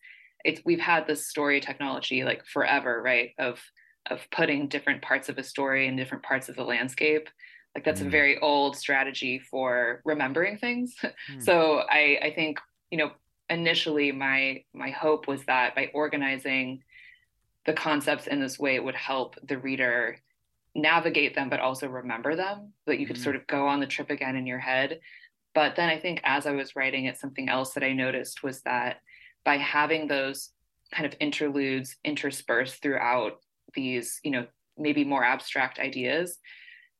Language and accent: English; San Jose, California, United States; I'm from the Bay Area, so I've lived in it all my life.